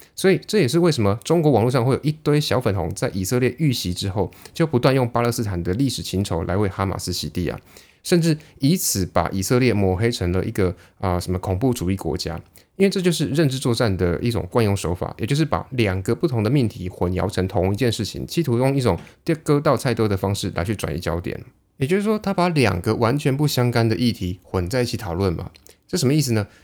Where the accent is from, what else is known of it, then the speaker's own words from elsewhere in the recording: Taiwan; 在我们台湾人眼里